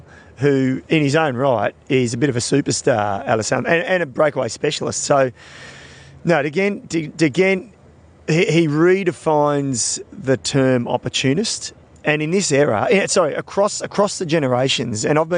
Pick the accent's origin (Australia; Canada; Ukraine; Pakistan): Australia; as an Australian